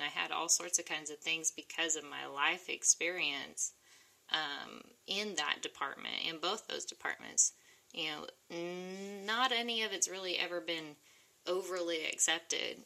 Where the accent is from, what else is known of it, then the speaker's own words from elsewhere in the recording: Oklahoma, United States; I'm from Oklahoma. I'm a country girl